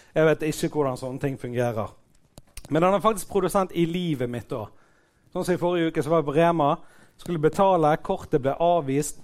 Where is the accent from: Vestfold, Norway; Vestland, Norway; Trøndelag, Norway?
Vestland, Norway; Bergen; Jeg er jo fra Fyllingsdalen sjøl